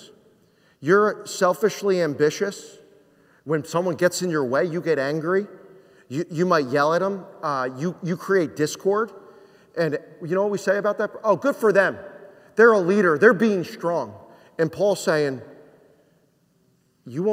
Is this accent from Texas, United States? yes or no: no; New Jersey, United States; moved away; I'm from New Jersey